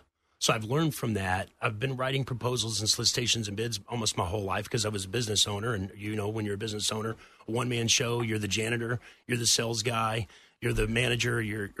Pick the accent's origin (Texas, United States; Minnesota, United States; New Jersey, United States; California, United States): Texas, United States; accent: Texas; Because I lived with New Yorkers for a year, so completely lost my Texas accent.